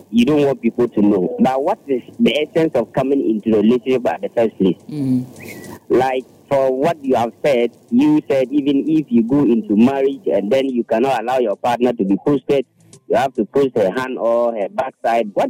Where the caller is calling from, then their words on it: Adenta, Greater Accra, Ghana; Yeah, good evening. This is … calling from Adenta.